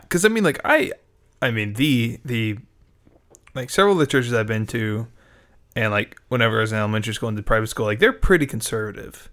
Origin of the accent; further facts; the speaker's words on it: United States; as an American